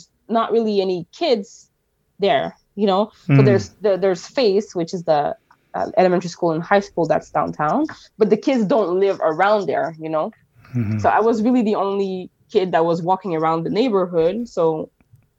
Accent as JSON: {"language": "English", "town": "Montreal", "region": "Quebec", "country": "Canada", "tie": "born or raised there", "said": "My childhood in Montreal was very different from a lot of people because I grew up downtown, like downtown Montreal"}